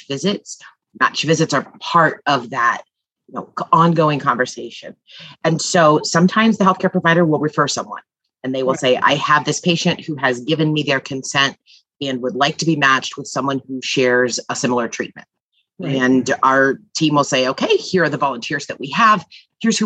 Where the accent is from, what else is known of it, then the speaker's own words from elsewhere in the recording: Midwest, United States; now in East Coast, United States; I'm from the Midwest and now live on the East Coast